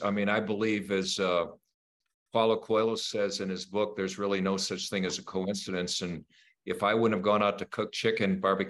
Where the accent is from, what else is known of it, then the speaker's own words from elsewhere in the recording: Saint Paul, Minnesota, United States; growing up in Minnesota